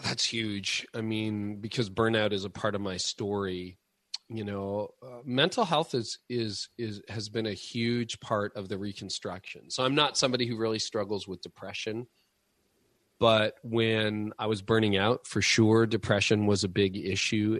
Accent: Canada; being Canadian

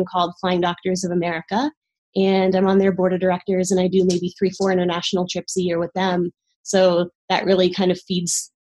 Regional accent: East Coast, United States; moved away as an adult; also born or lived in Caribbean; now in Northern California, United States; I grew up on the East Coast

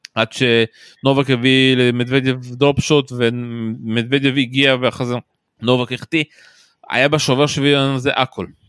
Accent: Israel; אנחנו כישראלים חווים

